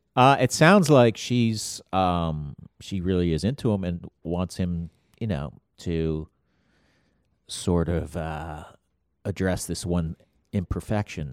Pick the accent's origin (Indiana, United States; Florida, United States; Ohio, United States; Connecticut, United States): Florida, United States; moved away as an adult; also born or lived in Bronx, New York; lived in Florida when I was eight to, like, twenty-three or something like